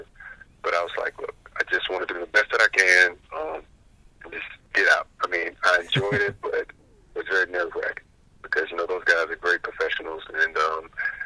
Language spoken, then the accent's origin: English; Clearwater, Florida, United States; I grew up in Florida, the Tampa Bay area.